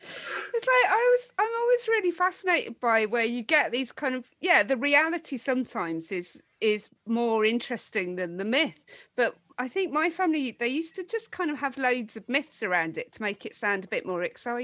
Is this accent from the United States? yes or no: no; Birmingham, West Midlands, United Kingdom; Being from Birmingham and being like English is really boring.